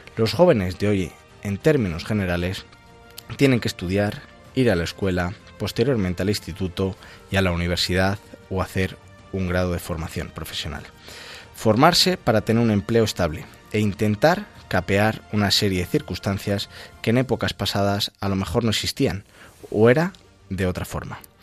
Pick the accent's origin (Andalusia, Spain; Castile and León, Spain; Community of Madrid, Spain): Castile and León, Spain; Ávila; yo vengo de Ávila, pero la llaman la Andalucía de Ávila.